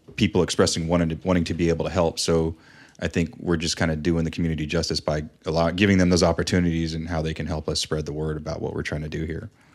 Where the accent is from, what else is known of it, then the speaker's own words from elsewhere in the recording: West Coast, United States; now in Dayton, United States; growing up on the West Coast